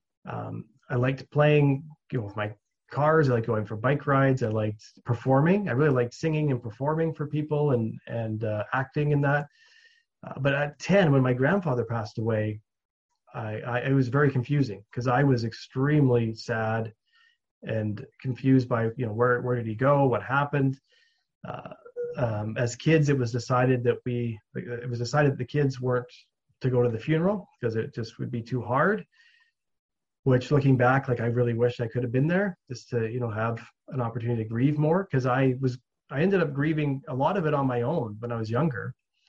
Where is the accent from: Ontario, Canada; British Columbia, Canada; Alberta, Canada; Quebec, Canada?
British Columbia, Canada; Williams Lake; I grew up in Williams Lake, the town I grew up in.